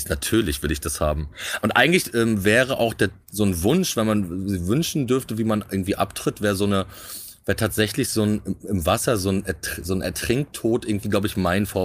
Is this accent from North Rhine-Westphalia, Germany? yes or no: no; Rostock, Mecklenburg-Vorpommern, Germany; moved away; also born or lived in Berlin; Rostock. Ja? Ja, na, ist meine Heimatstadt.